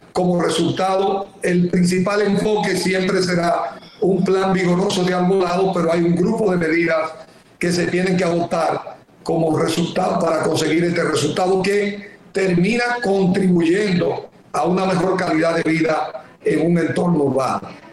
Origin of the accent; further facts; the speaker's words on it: Dominican Republic; yo soy un dominicano